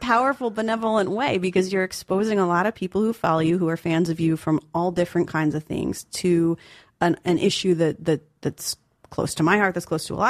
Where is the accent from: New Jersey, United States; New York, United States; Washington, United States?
New York, United States; New York City; So growing up in New York is to grow up in New York is to be a part of history